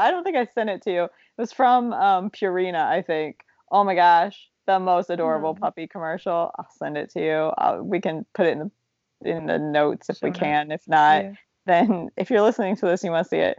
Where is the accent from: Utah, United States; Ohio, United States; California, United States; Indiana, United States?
Ohio, United States; Zanesville; when I was a kid in the 80s in Ohio